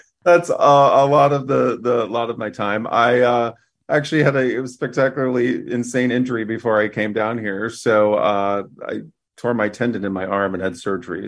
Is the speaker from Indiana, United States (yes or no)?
yes; Fort Wayne, Indiana, United States; moved away; my hometown of Fort Wayne, Indiana